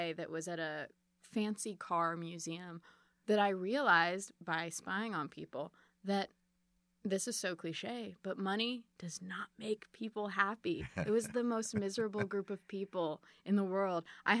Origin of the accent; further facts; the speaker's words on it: Boston, Massachusetts, United States; born there; also born or lived in Chicago; My family moved a lot. I was born in Boston.